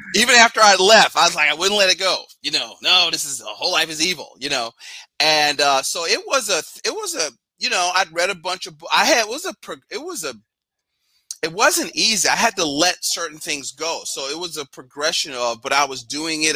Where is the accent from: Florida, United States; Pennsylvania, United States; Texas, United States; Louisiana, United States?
Pennsylvania, United States; Philadelphia; I'm from Philly. Uh, grew up in Yorktown, 12th and Master.